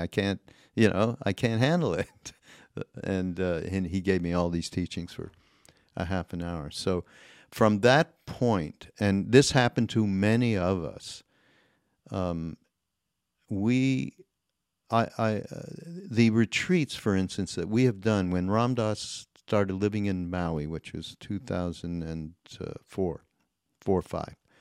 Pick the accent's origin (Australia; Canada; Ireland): Canada; I'm Canadian